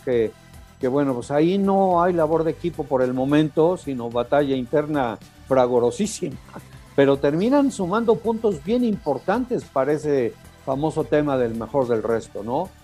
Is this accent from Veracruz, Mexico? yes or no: no; Puebla, Mexico; yo nací en Puebla